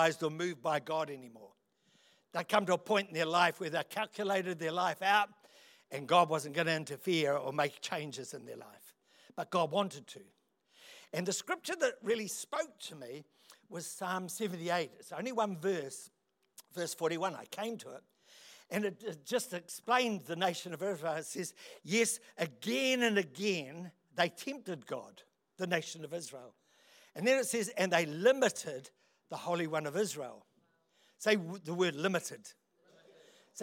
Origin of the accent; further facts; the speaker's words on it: Otaki, Wellington, New Zealand; also born or lived in London; I'm a country boy. I come from Otaki